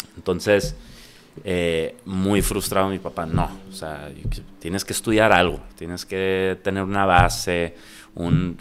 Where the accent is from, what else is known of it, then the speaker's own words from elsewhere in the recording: Tijuana, Baja California, Mexico; also born or lived in San Diego, United States; Soy chico frontera, soy tijuanense, nací en Tijuana